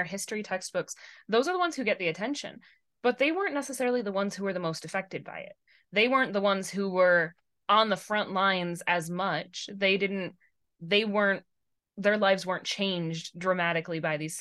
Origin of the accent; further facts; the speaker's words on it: Michigan, United States; Growing up in Michigan